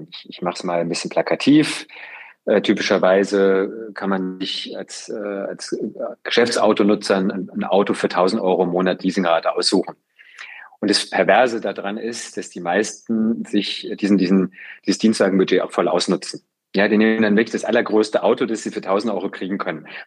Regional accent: Freiburg, Baden-Württemberg, Germany; ich bin im Gruppen Freiburg groß geworden

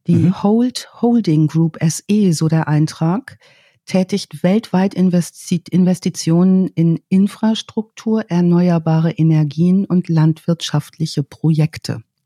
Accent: North Rhine-Westphalia, Germany; meinem Geburtsort in Ostwestfalen

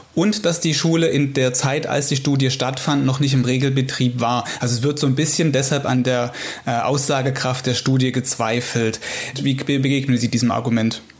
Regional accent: Saxony, Germany; bei uns in Sachsen

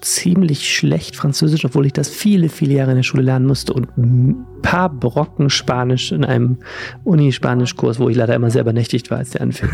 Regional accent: Düsseldorf, North Rhine-Westphalia, Germany; ich bin in Unterrad aufgewachsen

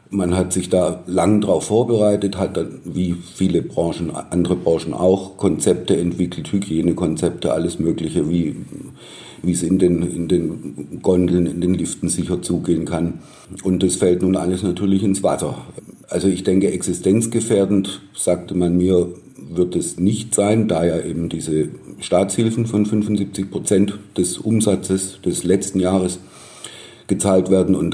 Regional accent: Baden-Württemberg, Germany; accent: Swabian/Baden-Württemberg accent; now in Munich, Germany; Ich bin kein gebürtiger Bayer, sondern Baden-Württemberger, stamme aus der Nähe von Stuttgart. Deshalb auch mein Akzent, den man wahrscheinlich immer, immer raushören wird.

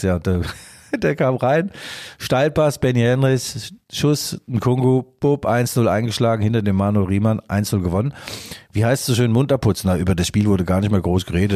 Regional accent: Leipzig, Saxony, Germany; als Leipziger

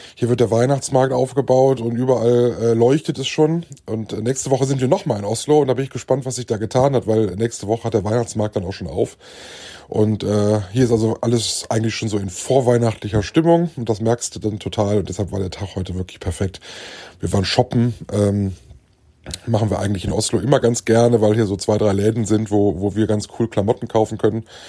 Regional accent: Germany; bei uns in Deutschland

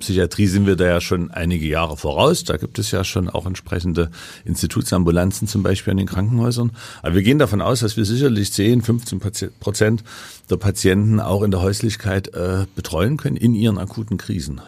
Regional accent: Leipzig, Saxony, Germany; ich komme aus Leipzig, ja. also bin im Osten sozialisiert

